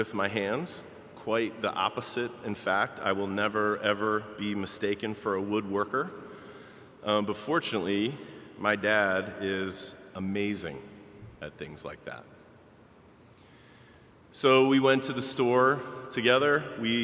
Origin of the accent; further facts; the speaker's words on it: Baltimore, Maryland, United States; moved away as an adult; now in Chicago, United States; I grew up in Baltimore. And even though I have lived in and loved Chicago longer than I lived in Baltimore